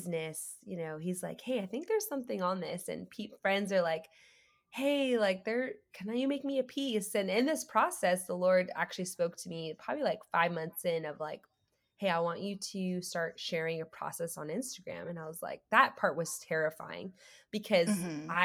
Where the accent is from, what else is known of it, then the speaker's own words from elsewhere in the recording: Canada; moved away as an adult; now in Austin, United States; I'm Canadian, so I had to get my green card.